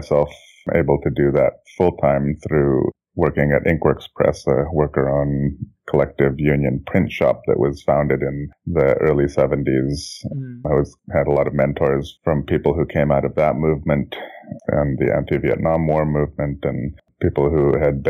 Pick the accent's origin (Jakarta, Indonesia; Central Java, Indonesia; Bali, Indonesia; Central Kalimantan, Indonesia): Jakarta, Indonesia; moved away as an adult; now in Oakland, United States; I was born and raised in Jakarta, Indonesia. I moved here in 1988 to go to college and then ended up staying. And I'm now 46, going on 47.